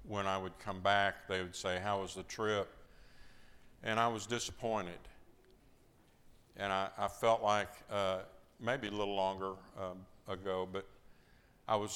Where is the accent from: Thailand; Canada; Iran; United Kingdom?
Iran; now in Athens, Greece; I'm from Iran.